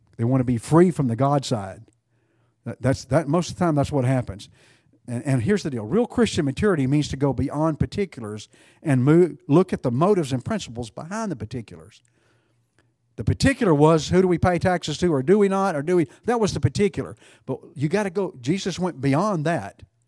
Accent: Texas, United States; being a Texan

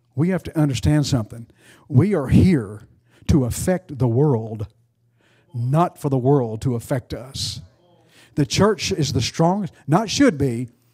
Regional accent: United States; I'm an American

